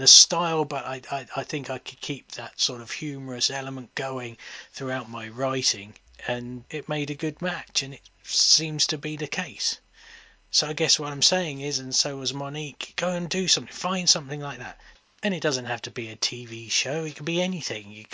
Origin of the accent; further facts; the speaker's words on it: England, United Kingdom; I am English